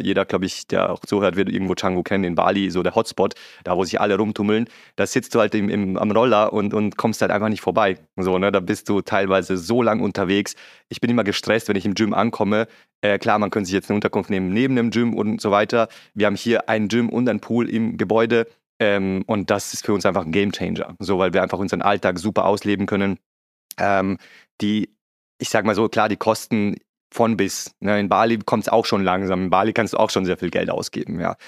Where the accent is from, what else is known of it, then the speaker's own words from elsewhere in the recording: Vienna, Austria; moved away; ich bin typischer Wiener